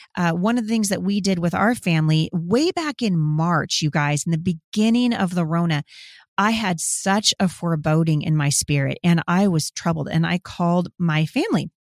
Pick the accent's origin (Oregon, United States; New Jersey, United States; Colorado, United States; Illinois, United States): Oregon, United States; Boring; I'm from Boring, Oregon, you guys. I'm from the country, and I like it that way